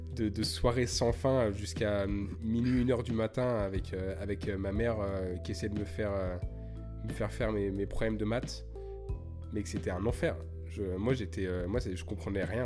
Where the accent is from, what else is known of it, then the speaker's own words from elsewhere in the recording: Lyon, Auvergne-Rhône-Alpes, France; now in Montreal, Canada; j'ai grandi à Lyon